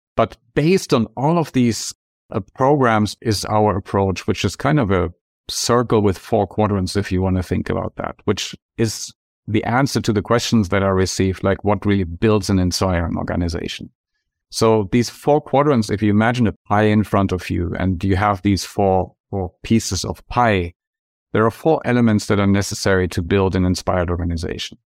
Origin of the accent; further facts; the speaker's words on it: Germany; moved away as an adult; now in Santa Barbara, United States; my home country, packed two bags and moved to Santa Barbara, California, where I'm living now